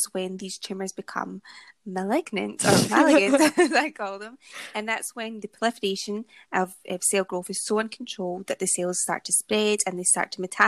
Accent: Scotland, United Kingdom; I'm Scottish and I say things differently.

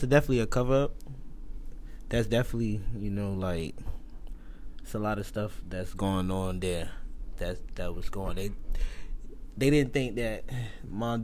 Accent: Jackson, Mississippi, United States; I'm from Jackson, Mississippi.

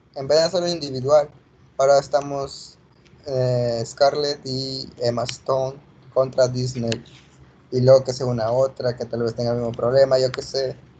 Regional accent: Mexico; also born or lived in Spain; nos hemos criado en México, así que nos sentimos mexicanos

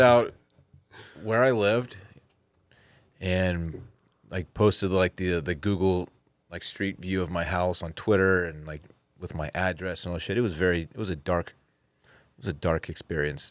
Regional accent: Austin, Texas, United States; I was born in Seton Hospital right here in Austin, Texas

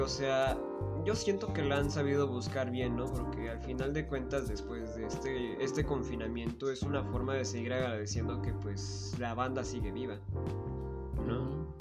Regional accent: Chiautempan, Tlaxcala, Mexico; nosotros somos de Chautempan

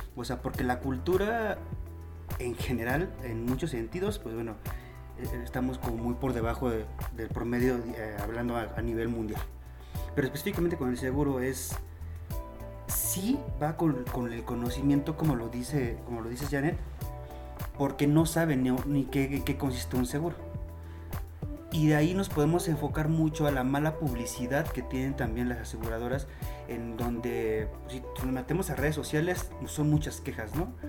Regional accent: Mexico; nosotros como mexicanos

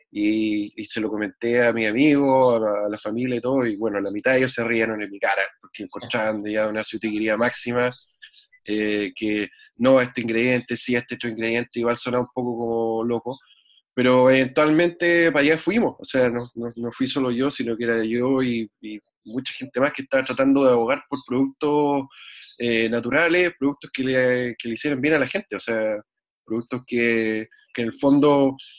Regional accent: Santiago, Santiago Metropolitan Region, Chile; moved away as an adult; also born or lived in southern Chile; now in United States; nacido y criado en Santiago

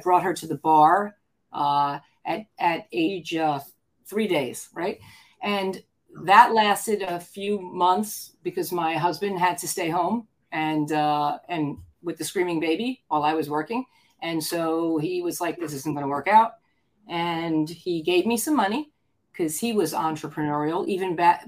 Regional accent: Scarsdale, New York, United States; moved away as an adult; also born or lived in Washington, D.C. / Arizona; I grew up in Scarsdale in Westchester

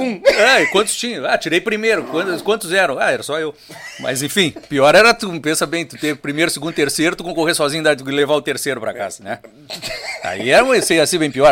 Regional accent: Rio Grande, Rio Grande do Sul, Brazil; now in São José do Norte, Brazil; eu e as minhas irmãs nascemos no Rio Grande.

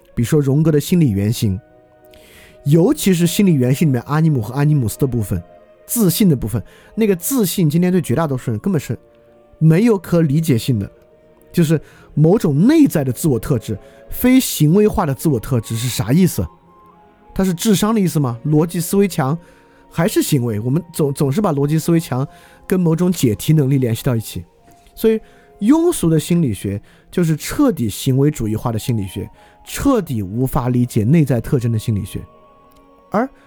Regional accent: China; 所以我们中国人没有卖过黑奴，没有屠杀过印第安人，没有杀过犹太人

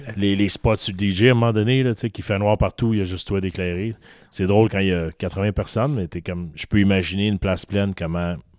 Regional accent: Montreal, Quebec, Canada; je viens de Montréal

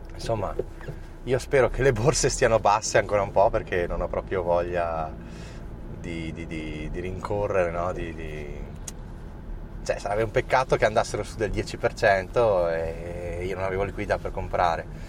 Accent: Trento, Trentino-Alto Adige, Italy; siamo di Trento

